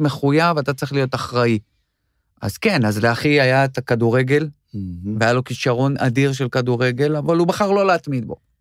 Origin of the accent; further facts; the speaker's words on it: Yavne, Central District, Israel; moved away as an adult; now in Tel Aviv, Israel; אני גדלתי ביבנה